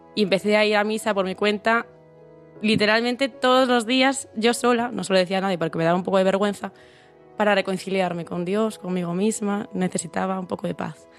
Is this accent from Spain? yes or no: yes; Santiago de Compostela, Galicia, Spain; soy de Santiago